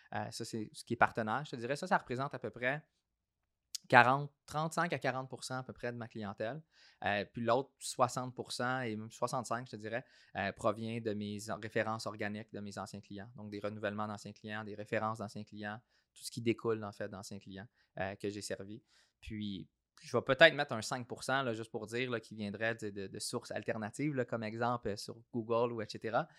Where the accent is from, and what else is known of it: Saint-Hyacinthe, Quebec, Canada; born or raised there; also born or lived in Australia / Toronto